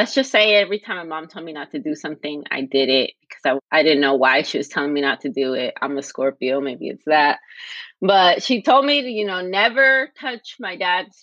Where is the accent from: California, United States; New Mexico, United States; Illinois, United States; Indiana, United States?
California, United States; Los Angeles; I grew up in the West LA, so the West Los Angeles region